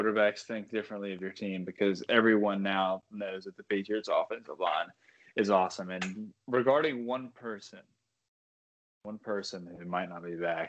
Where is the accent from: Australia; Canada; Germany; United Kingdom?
Australia; as a native Aussie.